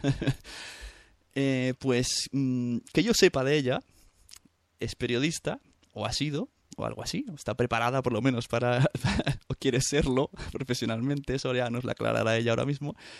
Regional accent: Santa Coloma, Catalonia, Spain; ella es nacida en el mismo pueblo que yo, en Santa Coloma

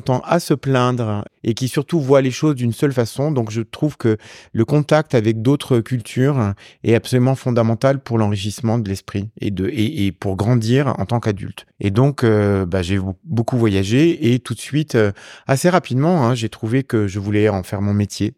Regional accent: Champagne, Grand Est, France; also born or lived in Italy; now in Paris, France; De là où je suis né aussi, en Champagne

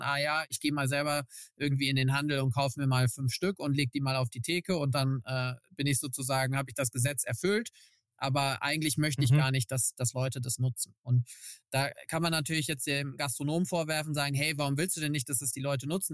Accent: Cologne, North Rhine-Westphalia, Germany; ich bin äh, in Köln geboren, äh, eine echte Kölsche Jung

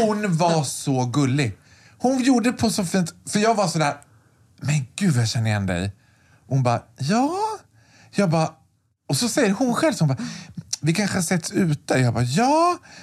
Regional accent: Borlänge, Dalarna County, Sweden; jag är född och uppvuxen i Borlänge

